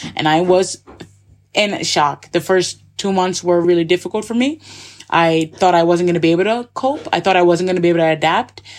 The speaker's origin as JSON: {"language": "English", "town": "Schenectady", "region": "New York", "country": "United States", "also_born_or_lived": "Scotland / Barcelona, Spain", "moved": "as an adult", "lives_now": "Andorra", "said": "I'm from Schenectady, New York. The capital is Albany, so it's about 15 minutes outside of Albany, New York. And I have a really cool background from childhood"}